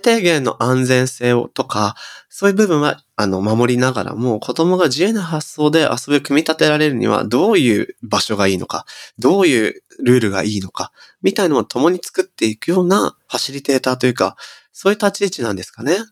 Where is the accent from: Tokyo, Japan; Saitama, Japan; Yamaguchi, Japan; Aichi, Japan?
Aichi, Japan; Nagoya; 僕はね僕は地元名古屋なんですけど